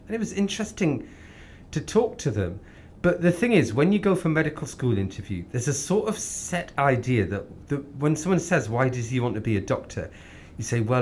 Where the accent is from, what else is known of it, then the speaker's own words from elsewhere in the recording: Northumberland, North East England, United Kingdom; moved away as an adult; also born or lived in West London; now in London, United Kingdom; I grew up in Northumberland, so it's quite far from here